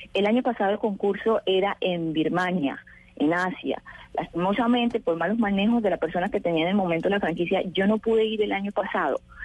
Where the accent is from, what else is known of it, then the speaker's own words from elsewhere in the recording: Colombia; lo que somos los colombianos, personas alegres, que salimos adelante